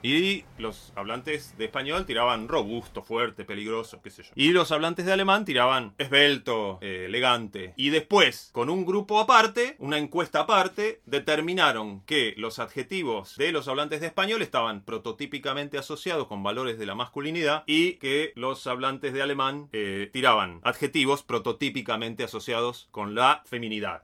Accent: Bariloche, Río Negro, Argentina; soy de Bariloche

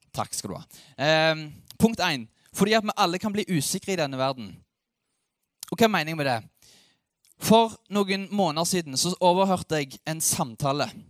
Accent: Ålgård, Rogaland, Norway; now in Sandnes, Norway; Jeg bor i Sandnes. Jeg er fra Ålgård

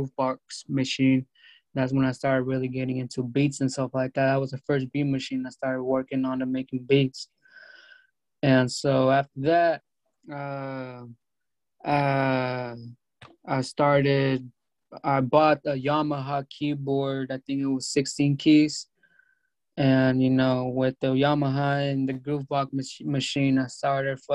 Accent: California, United States; also born or lived in Mexico; I grew up in California.

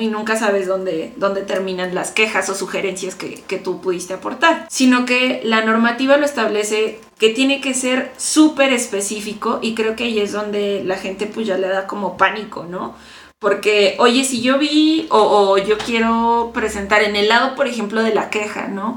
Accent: Mexico; como mexicanos

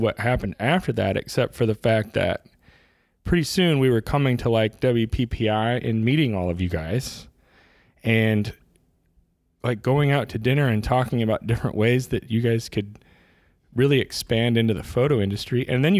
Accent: Illinois, United States; I'm a Midwest guy. I grew up in Central Illinois amidst a bunch of cornfields.

